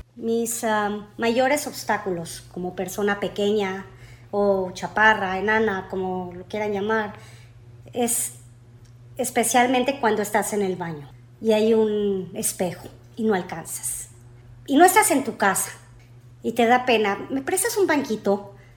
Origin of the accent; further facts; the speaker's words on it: Mexico; now in United States; yo nací aquí, en Estados Unidos. Y como a los tres años me regreso a México, decisión de mis padres, nos regresamos